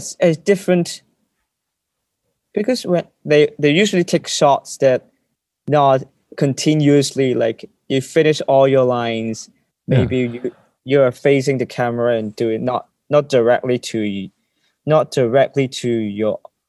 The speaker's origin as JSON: {"language": "English", "country": "Hong Kong", "second_language": "English"}